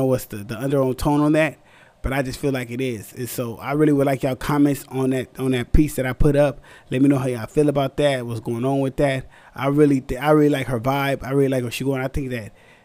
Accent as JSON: {"language": "English", "town": "San Antonio", "region": "Texas", "country": "United States", "also_born_or_lived": "California", "moved": "yes", "said": "I'm from the South, San Antonio, Texas"}